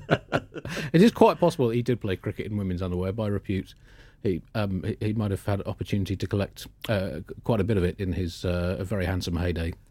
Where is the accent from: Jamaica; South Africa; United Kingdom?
United Kingdom; we Brits